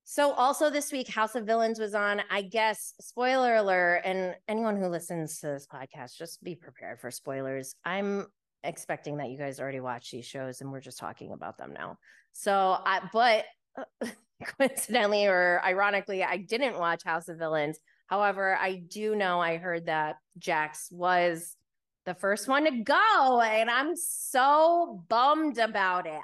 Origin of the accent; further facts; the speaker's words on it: New York, United States; I'm from New York